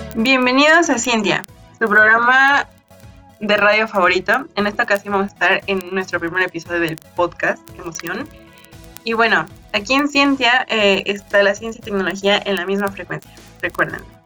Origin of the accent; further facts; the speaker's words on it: Mexico; nosotros como mexicanos